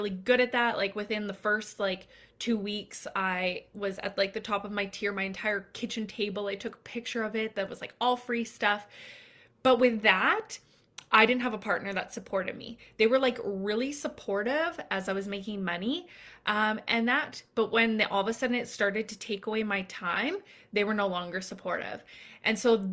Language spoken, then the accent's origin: English; Canada; I'm Canadian